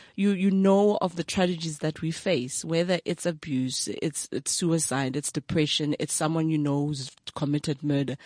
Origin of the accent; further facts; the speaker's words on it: Brakpan, Gauteng, South Africa; also born or lived in KwaThema / Springs; grew up from Tsakane